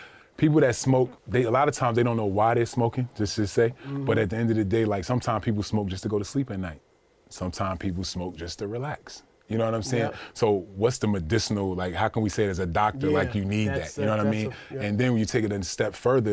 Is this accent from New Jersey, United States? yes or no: yes; Orange, New Jersey, United States; I grew up in Orange, New Jersey